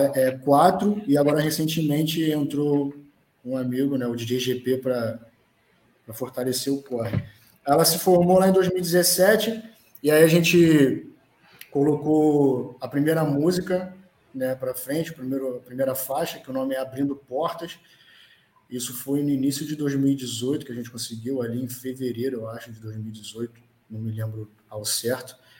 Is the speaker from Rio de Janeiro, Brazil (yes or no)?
yes; Rio de Janeiro, Brazil; eu sou de Bento Ribeiro, eu sou do lado, então moro do lado de Madureira.